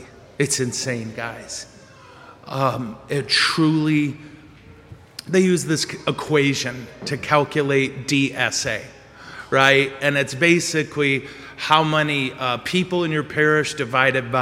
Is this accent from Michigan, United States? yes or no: yes; corner of Ditch and M-13, Michigan, United States; I was on the corner of Ditch and M13